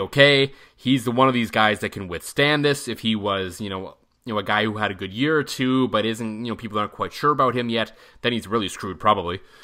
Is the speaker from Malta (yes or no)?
no; Ottawa, Ontario, Canada; moved away; Ottawa's my hometown